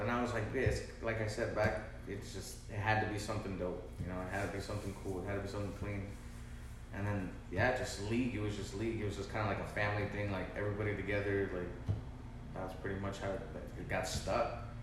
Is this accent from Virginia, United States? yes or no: no; Vista, California, United States; I was raised in Vista, still in Vista.